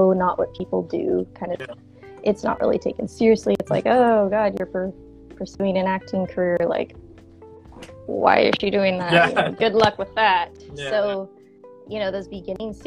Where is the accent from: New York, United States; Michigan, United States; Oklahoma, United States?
Oklahoma, United States; Tulsa; moved away; I was from Tulsa, Oklahoma